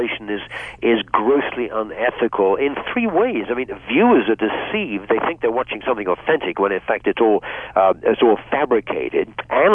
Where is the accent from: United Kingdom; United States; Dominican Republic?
United Kingdom; Bath, South West England; moved away; also born or lived in Hong Kong / Gosport; When I was a teenager growing up in England